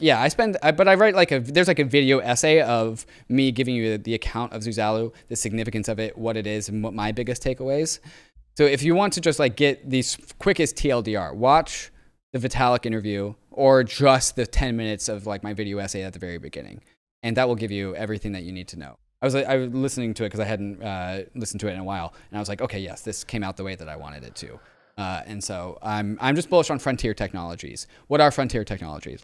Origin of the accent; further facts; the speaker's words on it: Seattle, Washington, United States; moved away; I grew up in Seattle